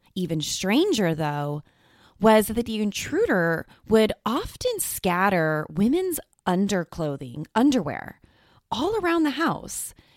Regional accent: California, United States; my home state of California

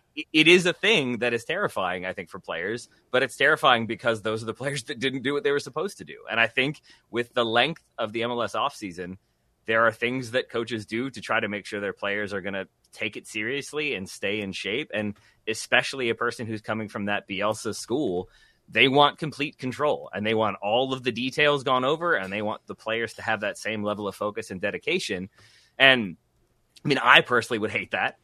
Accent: United States; I am American

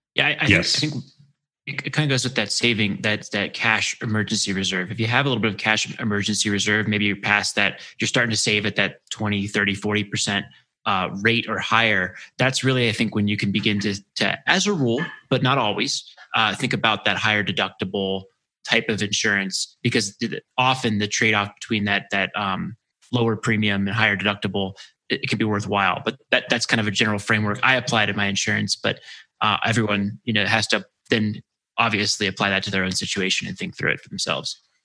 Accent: Maryland, United States; I grew up in Maryland near the Naval Academy

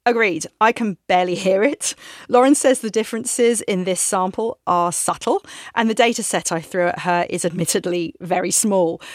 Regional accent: England, United Kingdom; moved away as an adult; now in San Francisco, United States; I'm from England

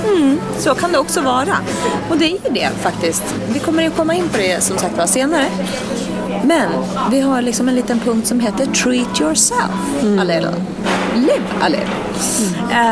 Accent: Stockholm, Stockholm County, Sweden; Vi är på mina hemtrakter

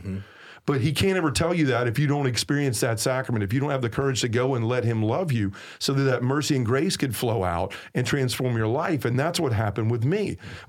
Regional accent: the South, United States; accent: southern; That's, my southern accent trying to say a word that makes it unintelligible.

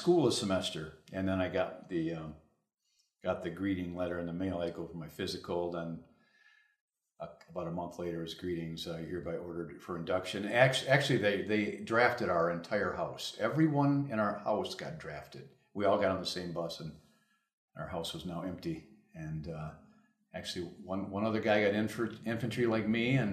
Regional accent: Grand Rapids, Michigan, United States; I was born in Grand Rapids and I graduated in 1964

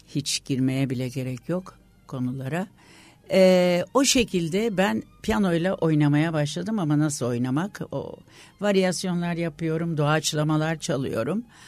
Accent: Istanbul, Turkey; İstanbul doğumluyum.

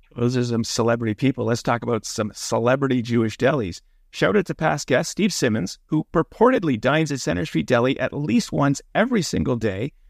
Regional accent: Toronto, Ontario, Canada; growing up in North York

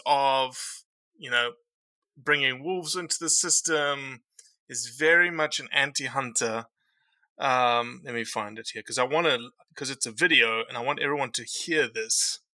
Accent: Northeast, United States; So what's the issue here, Miss? I'm from the Northeast and I know what's going on.

